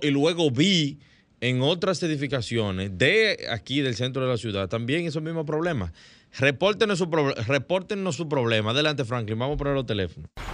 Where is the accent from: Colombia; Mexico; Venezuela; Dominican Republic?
Dominican Republic